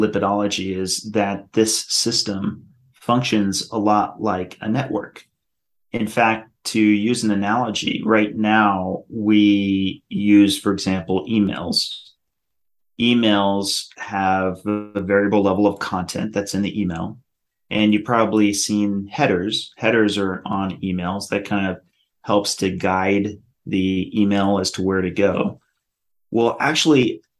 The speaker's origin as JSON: {"language": "English", "region": "Colorado", "country": "United States", "moved": "yes", "said": "I'm actually originally from Colorado."}